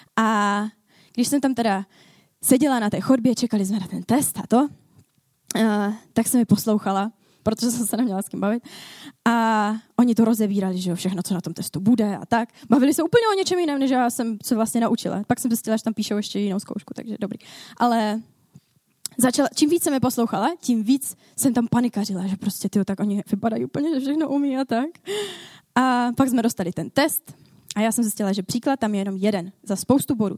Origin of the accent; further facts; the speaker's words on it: Ostrava, Moravian-Silesian Region, Czechia; Já jsem z Ostravy. Já tady v Ostravě pracuji